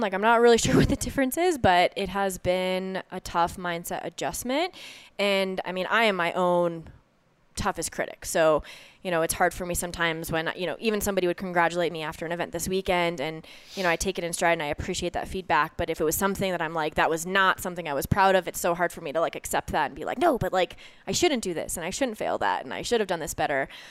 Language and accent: English; Lakewood, Colorado, United States; moved away as an adult; I am born and raised, uh, Lakewood, Colorado, so right here, right outside of Denver